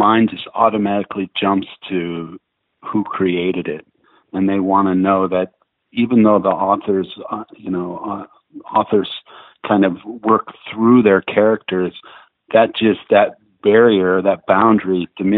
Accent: Ohio, United States; I grew up in Ohio in the Midwest

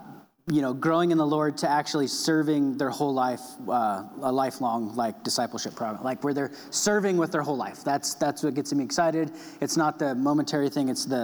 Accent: Alturas, California, United States; moved away as an adult; also born or lived in Lincoln City; now in Medford, United States; So I grew up in Alturas. So if you guys know where Klamath Falls is, if you take a little trip down the road to nowhere into California, that's where Alturas is. It's 40 minutes from Nevada and 40 minutes from Oregon.

